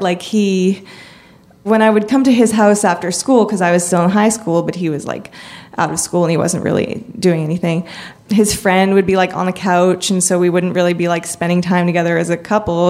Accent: Canada; I'm from Canada

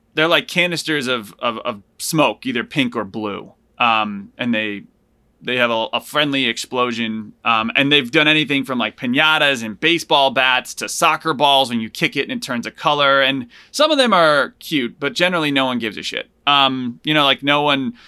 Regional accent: Hartford, Connecticut, United States; also born or lived in Buffalo, New York; I lived in Buffalo for two years when I was little, but I grew up in outside of Hartford in Connecticut

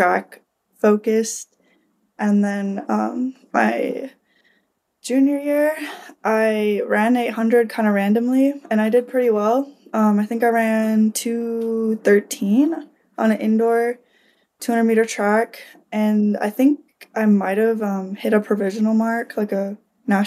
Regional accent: Marquette, Michigan, United States; in my hometown, Northern Michigan University

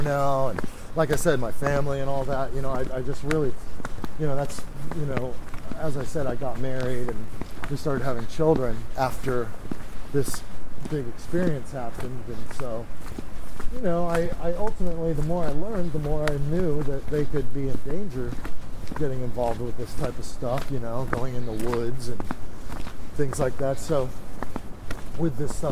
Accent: Orlando, Florida, United States; moved away; I'm from Orlando, Florida

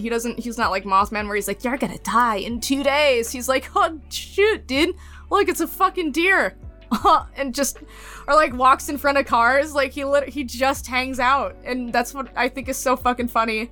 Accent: Wisconsin, United States; nobody talks about Wisconsin because we don't do anything

